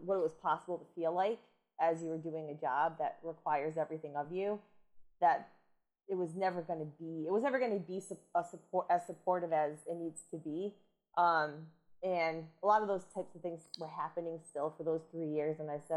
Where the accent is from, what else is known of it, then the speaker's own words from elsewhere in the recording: East Greenwich, Rhode Island, United States; I went to my hometown of East Greenwich